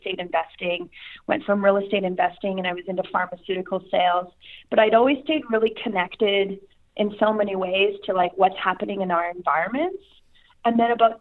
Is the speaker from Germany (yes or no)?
no; Saskatchewan, Canada; I'm from Canada, but Okay. Specifically province of Saskatchewan